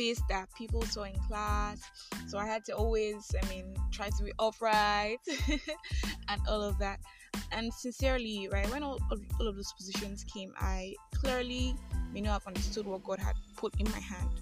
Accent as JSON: {"language": "English", "country": "Nigeria", "said": "I am that Nigerian Christian alcoholic"}